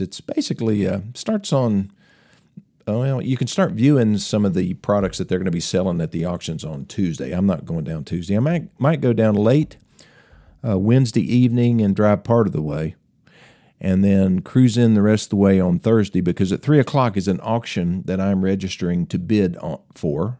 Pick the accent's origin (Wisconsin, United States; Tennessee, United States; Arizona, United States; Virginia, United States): Tennessee, United States; accent: Tennessee; my Tennessee accent